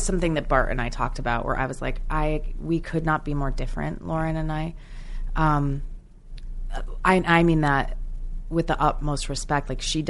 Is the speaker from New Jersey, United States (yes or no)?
yes; New Jersey, United States; Growing up in New Jersey, being obsessed with musical theater, I kind of had a slight British accent